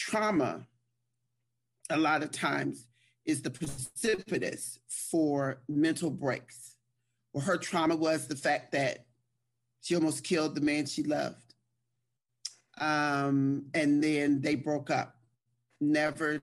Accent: Trenton, New Jersey, United States; I was born and raised in Trenton, New Jersey

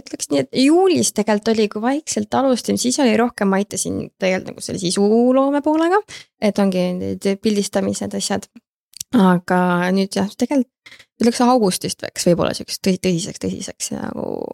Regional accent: Tallinn, Harju County, Estonia; ma siis olen Tallinnast pärit

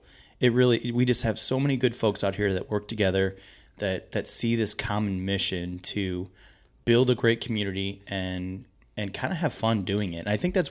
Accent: Maryland Heights, Missouri, United States; I mean, I'm from Maryland Heights. When me and my wife got married, I wanted to live in St. Louis County.

